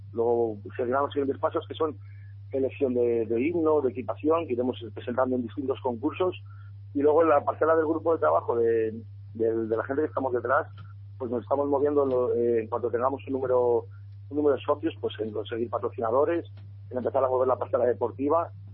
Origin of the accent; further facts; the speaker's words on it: Salamanca, Castile and León, Spain; es nuestra ciudad